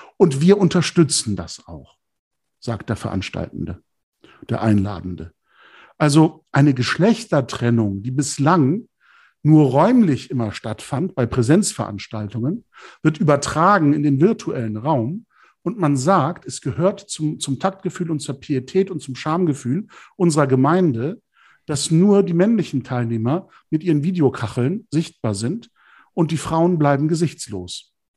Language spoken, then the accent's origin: German; Germany; moved away as an adult; also born or lived in Turkey; ich bin eben auch Deutsch. Also ich habe eine türkische Seite meiner Identität und eine deutsche Seite